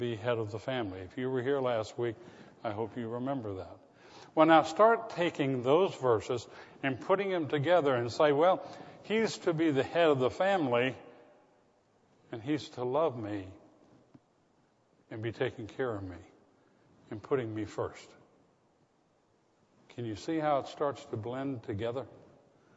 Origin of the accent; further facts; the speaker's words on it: the South, United States; I was from the South